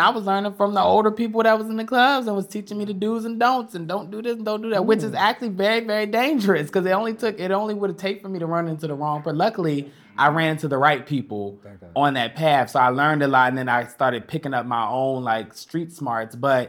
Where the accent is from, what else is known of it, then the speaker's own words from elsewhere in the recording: Delaware, United States; I'm from Delaware.